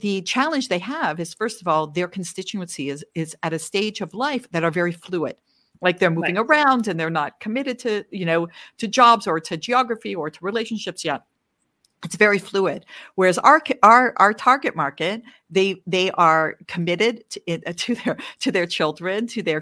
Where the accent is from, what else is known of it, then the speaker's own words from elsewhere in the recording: Canada; also born or lived in Washington, D.C. area, United States; now in Israel; I'm Canadian. I'm originally Canadian